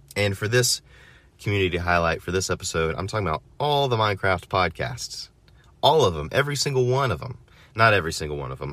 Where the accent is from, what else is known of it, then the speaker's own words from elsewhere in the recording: United States; as an American